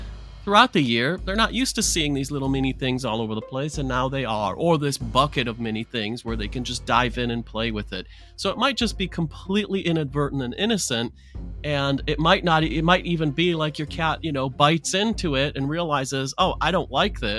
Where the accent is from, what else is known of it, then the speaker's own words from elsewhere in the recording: Detroit, Michigan, United States; growing up in Detroit as a naughty kid